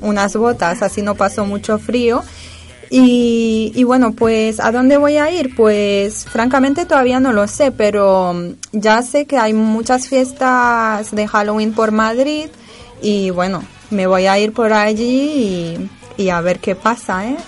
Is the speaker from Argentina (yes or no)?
no; Casablanca, Casablanca-Settat, Morocco; de donde yo vengo, Casablanca